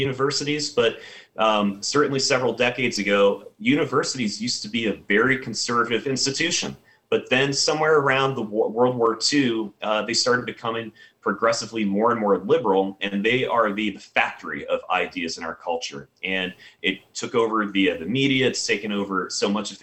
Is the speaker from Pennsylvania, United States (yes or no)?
no; Virginia, United States; So I grew up in Virginia, and I was up in Arlington when September 11th happened